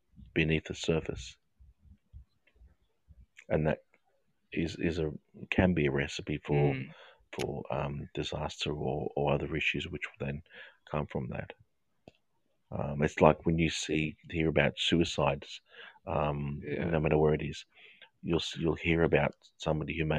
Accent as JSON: {"language": "English", "region": "England", "country": "United Kingdom", "said": "I'm English. I follow the English cricket team."}